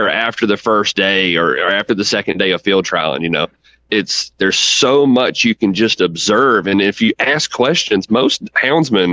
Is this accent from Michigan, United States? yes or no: no; Central Virginia, United States; I'm from Central Virginia, you know, right here smack dab in the middle of it.